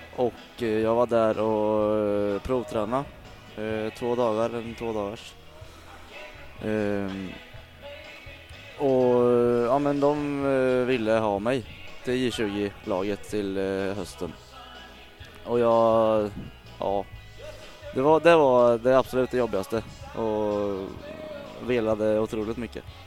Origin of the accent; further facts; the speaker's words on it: Falun, Dalarna County, Sweden; also born or lived in Mjölby; uppe i Falun där jag växte upp